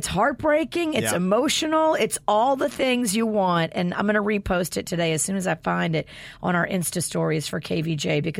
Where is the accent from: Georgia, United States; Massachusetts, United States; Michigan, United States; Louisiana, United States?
Louisiana, United States; New Orleans; growing up in New Orleans